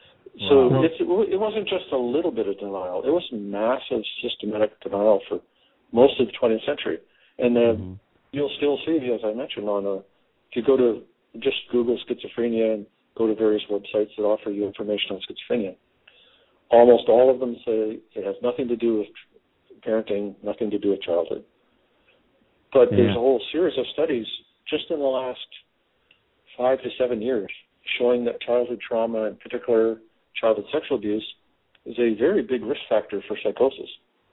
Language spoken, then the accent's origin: English; Canada; moved away as an adult; now in United States; I was born in Canada, grew up in Canada, went to medical school, did my psychiatry training in Canada, and moved down to Texas in 1991.